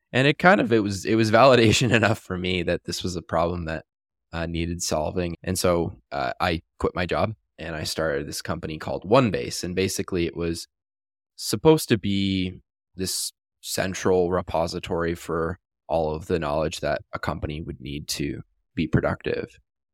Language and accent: English; Canada; now in Las Vegas, United States; I'm from Canada originally, currently live in Las Vegas. And back in Canada